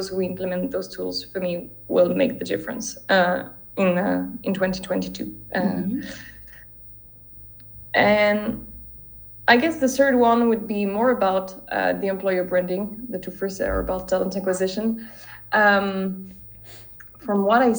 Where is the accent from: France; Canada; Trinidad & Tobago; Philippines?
France; my home country, which is France